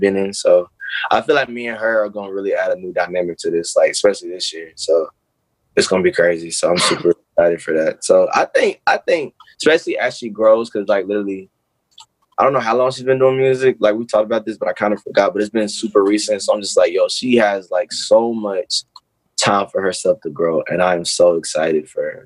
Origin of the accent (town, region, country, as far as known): Charlotte, North Carolina, United States; born or raised there